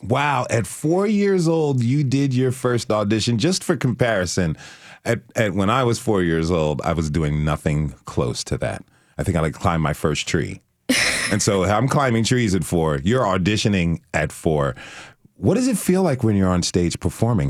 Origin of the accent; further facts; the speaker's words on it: Trenton, New Jersey, United States; I was born in Trenton